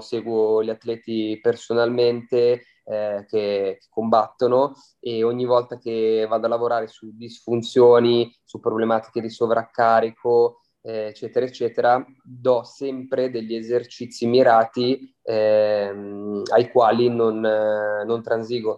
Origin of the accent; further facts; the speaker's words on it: Milan, Lombardy, Italy; sono di Milano